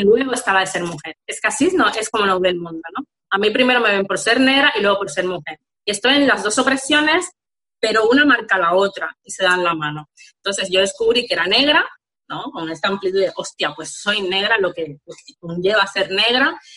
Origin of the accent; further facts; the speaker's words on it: Havana, Cuba; now in Barcelona, Spain; Yo soy de La Habana, Cuba